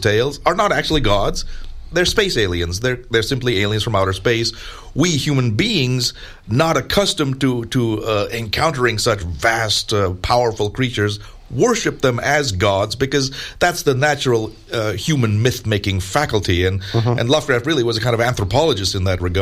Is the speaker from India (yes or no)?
yes; India; moved away; back to my home country of India